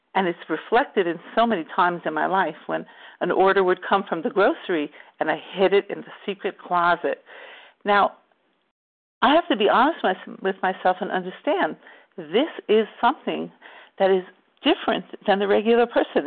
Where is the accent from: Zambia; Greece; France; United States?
United States; New York; we grew up in New York